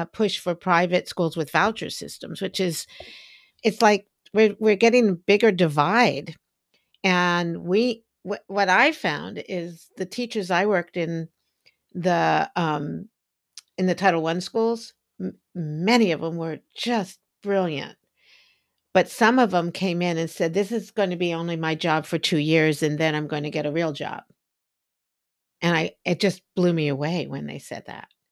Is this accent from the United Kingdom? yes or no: no; United States; I grew up in Washington, outside of Washington, D C during the civil rights movement